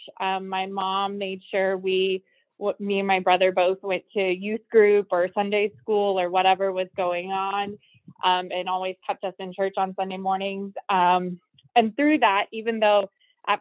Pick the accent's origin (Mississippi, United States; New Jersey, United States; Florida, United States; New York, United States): Florida, United States; Brooksville; I was born and raised in Florida. I grew up in Brooksville, Florida, which is a small town about 40 minutes north of Tampa.